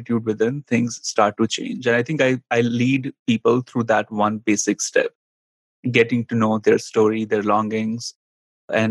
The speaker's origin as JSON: {"language": "English", "country": "India", "tie": "born or raised there", "also_born_or_lived": "New York City, United States", "accent": "Indian", "moved": "as an adult", "lives_now": "United States", "said": "growing up in India"}